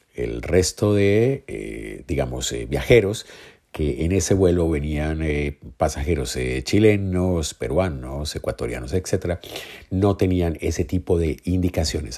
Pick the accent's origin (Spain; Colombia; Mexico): Colombia; como colombianos